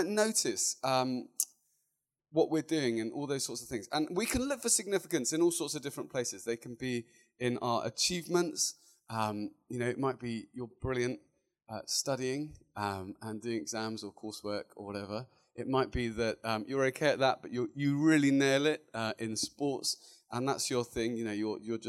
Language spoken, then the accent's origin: English; Luton, East of England, United Kingdom; moved away as an adult; now in London, United Kingdom; I was born and bred in a beautiful little town just north of London called Luton